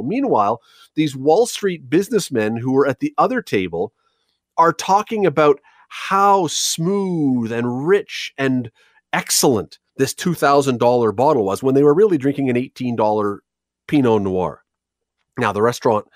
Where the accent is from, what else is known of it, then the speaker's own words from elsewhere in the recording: Toronto, Ontario, Canada; now in Hamilton, Canada; I'm from Toronto originally, yes, but I've chosen to live here.